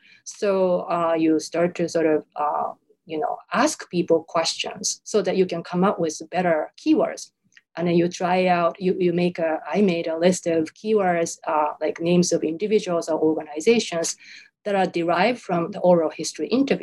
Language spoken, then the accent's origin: English; Japan; born or raised there; first language Japanese; English is a second language